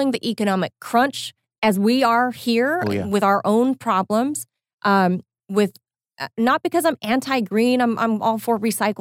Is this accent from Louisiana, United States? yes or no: no; California, United States; I'm a Californian